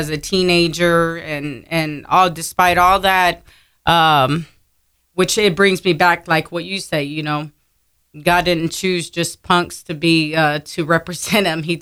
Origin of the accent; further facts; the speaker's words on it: Pleasanton, Texas, United States; also born or lived in San Antonio; From there, my parents moved to Pleasanton, Texas.